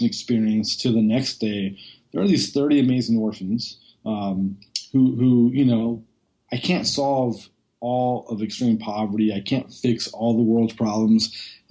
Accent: just outside of Oakland, Northern California, United States; I grew up in Northern California, just outside of Oakland

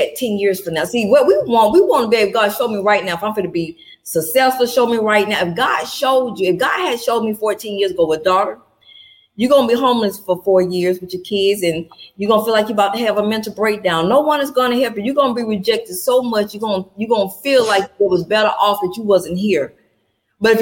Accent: Atlanta, Georgia, United States; I'm born and raised in Atlanta, Georgia

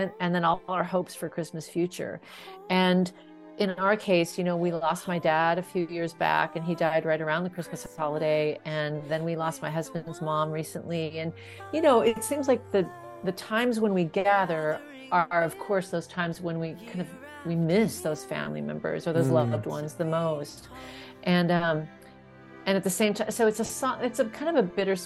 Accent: North Dakota, United States; we're from North Dakota

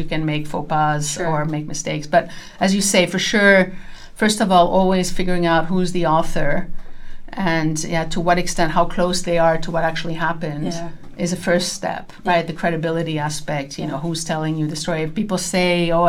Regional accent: Canada; also born or lived in France; now in Netherlands; as a Canadian

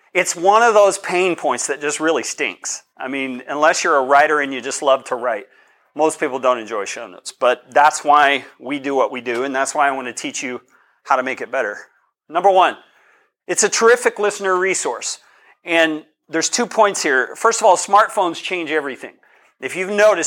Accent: Colorado, United States; I'm from Colorado. This is partly my neighborhood

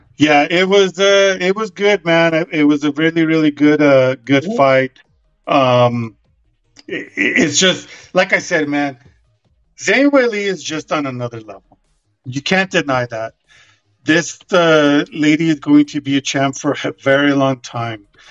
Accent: Albuquerque, New Mexico, United States; covering one of their events here in, in Albuquerque

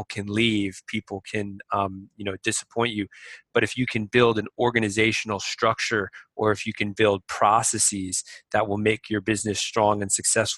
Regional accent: Boston, Massachusetts, United States; moved away as an adult; now in Shanghai, China; growing up in Massachusetts, I was a wrestler

